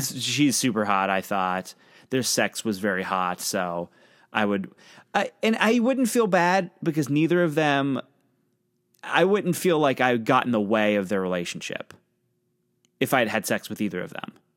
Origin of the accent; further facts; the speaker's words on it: Pennsylvania, United States; I'm from Pennsylvania, right on the border of Ohio